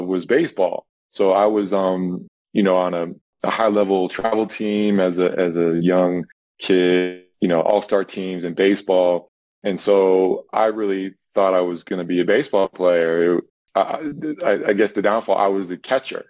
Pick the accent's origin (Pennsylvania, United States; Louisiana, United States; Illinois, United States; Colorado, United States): Colorado, United States; Boulder; also born or lived in Ventura, California; I was born in Ventura. However, I grew up in Boulder, Colorado